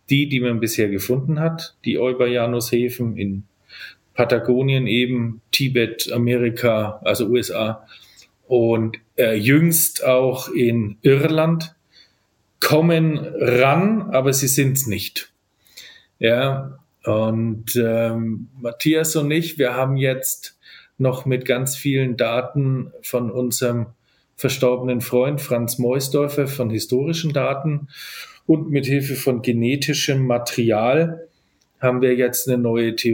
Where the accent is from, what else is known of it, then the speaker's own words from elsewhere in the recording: Nuremberg, Bavaria, Germany; also born or lived in Cork, Ireland; ich habe einen ganz typischen fränkischen Nachnamen, aber ich komme tatsächlich äh, aus dieser Gegend. Ich bin Nürnberger